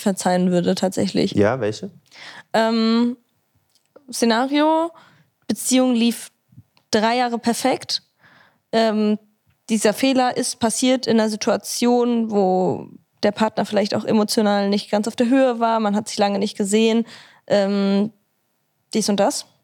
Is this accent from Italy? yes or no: yes; Italy; Ich bin Italienerin